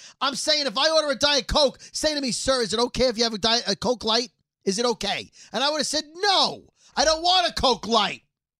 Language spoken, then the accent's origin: English; New York City, New York, United States; Because I'm from Brooklyn.